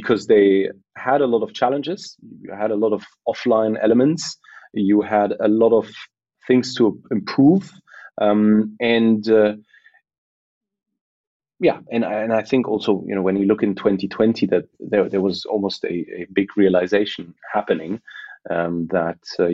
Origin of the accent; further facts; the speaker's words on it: Berlin, Germany; I was born and raised in Berlin by a Polish mother and a Moroccan father